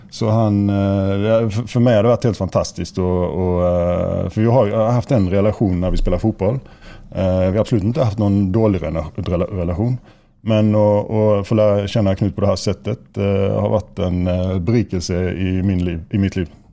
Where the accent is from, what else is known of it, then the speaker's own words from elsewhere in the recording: Sweden; now in Molde, Norway; Nå er jeg jo svensk